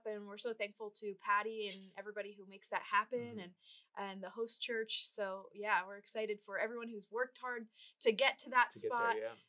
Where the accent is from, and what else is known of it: Pennsylvania, United States; born or raised there